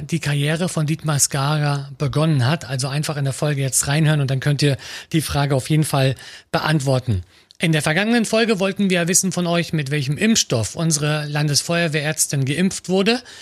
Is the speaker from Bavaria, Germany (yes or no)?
no; Mecklenburg-Vorpommern, Germany; Ganz, ganz viele Dörfer, aber auch Kleinstädte bei uns in Mecklenburg-Vorpommern